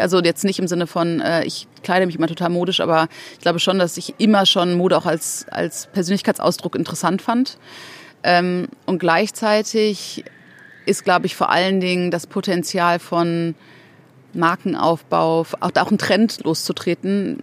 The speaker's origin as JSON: {"language": "German", "area": "Ruhr area", "region": "North Rhine-Westphalia", "country": "Germany", "tie": "born or raised there", "also_born_or_lived": "Mexico City, Mexico", "said": "wir sind im Ruhrpott aufgewachsen."}